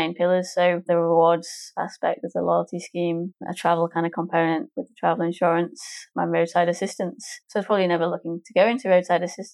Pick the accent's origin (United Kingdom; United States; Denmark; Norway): United Kingdom; England; moved away as an adult; now in Melbourne, Australia; I'm English, my partner's English